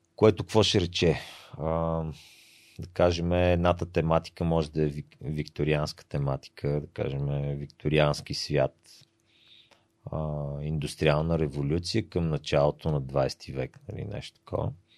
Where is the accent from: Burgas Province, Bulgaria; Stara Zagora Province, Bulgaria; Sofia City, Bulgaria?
Sofia City, Bulgaria; Sofia; сме си софиянци